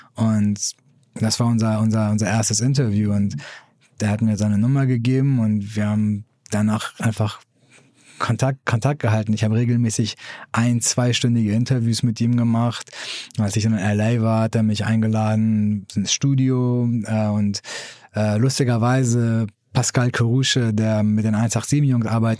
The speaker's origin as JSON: {"language": "German", "region": "Hamburg", "country": "Germany", "tie": "born or raised there", "also_born_or_lived": "Iran", "moved": "as an adult", "lives_now": "San Francisco, United States", "said": "ich bin in Hamburg aufgewachsen"}